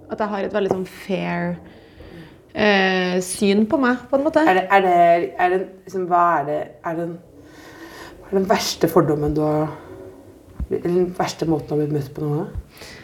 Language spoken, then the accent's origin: Norwegian; Jessheim, Akershus, Norway; jeg er fra Jessheim, men jeg har aldri klart å bli gatebilbaby.